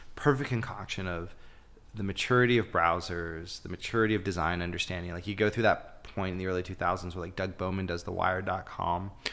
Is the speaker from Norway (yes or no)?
no; Canada; also born or lived in Toronto; being Canadian